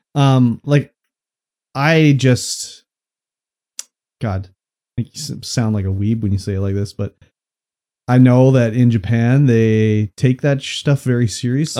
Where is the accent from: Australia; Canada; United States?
Canada